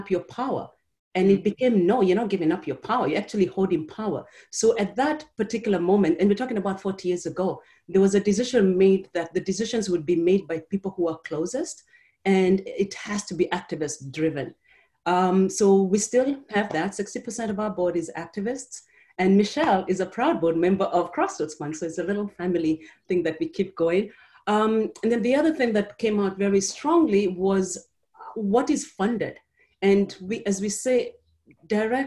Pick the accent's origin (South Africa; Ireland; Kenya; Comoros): Kenya; now in Chicago, United States; I am an immigrant from Kenya